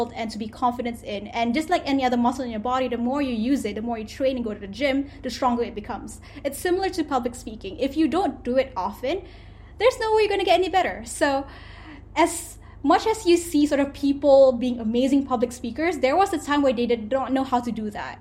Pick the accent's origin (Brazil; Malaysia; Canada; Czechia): Malaysia; Selangor; moved away as an adult; also born or lived in Kuala Terengganu, Malaysia / London, United Kingdom / Philadelphia, United States; I went to a boarding school in Kuala Terengganu, and I'm originally from Selangor